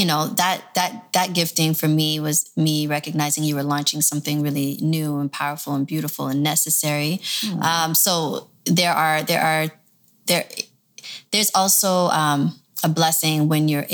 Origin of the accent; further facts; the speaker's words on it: Toronto, Ontario, Canada; also born or lived in Michigan; now in Los Angeles, United States; I grew up in Toronto. So I've been all over, but I ended up in LA.